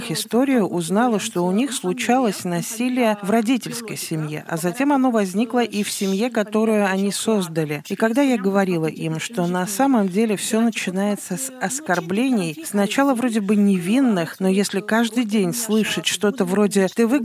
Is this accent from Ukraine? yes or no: yes; Ukraine; now in Moldova; Кто я в Молдове? Я из другой страны, я украинка.